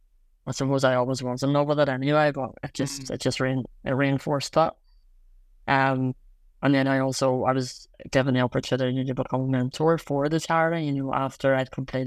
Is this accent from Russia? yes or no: no; Belfast, Northern Ireland, United Kingdom; I'm from Belfast.